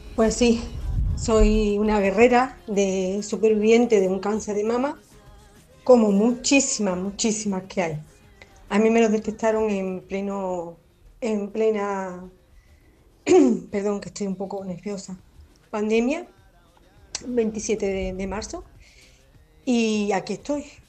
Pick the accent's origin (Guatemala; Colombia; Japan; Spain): Spain; Córdoba, Andalusia; soy de Córdoba y aquí en oncología, aquí en Córdoba